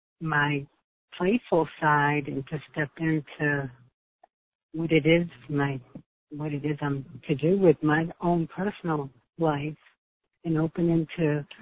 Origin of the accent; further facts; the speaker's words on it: Cape Verde; I was born in January 2nd, 1966. I was born in Cape Verde, Africa, Africa.